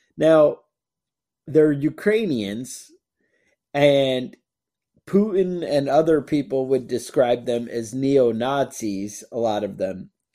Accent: United States; I'm an American

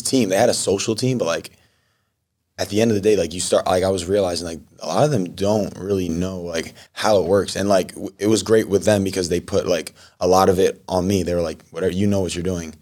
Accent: New York, United States; moved away as an adult; also born or lived in Michigan; now in Los Angeles, United States; I'm from New York

